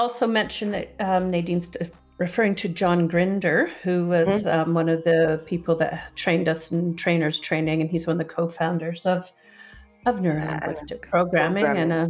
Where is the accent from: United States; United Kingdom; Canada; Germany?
Canada; I'm Canadian and I speak English